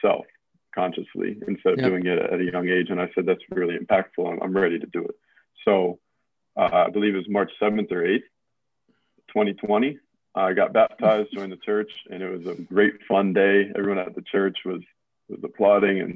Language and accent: English; Southern Prince George's County, Maryland, United States; I grew up in Southern PG County